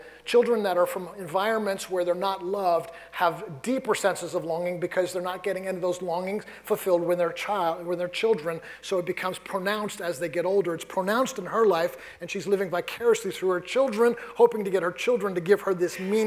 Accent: New York City, New York, United States; moved away; I grew up in New York City.

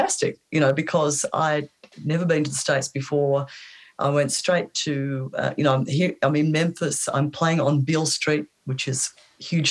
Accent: Australia; I'm representing an Australian blues woman

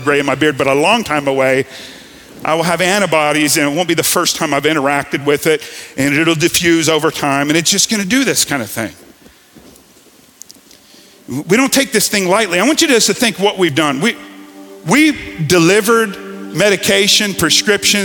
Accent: Gulf Coast, United States; I grew up in Hurricane Alley

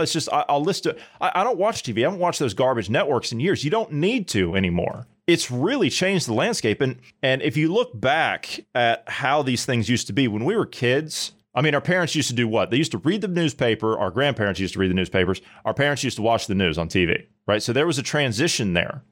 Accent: United States; As an American

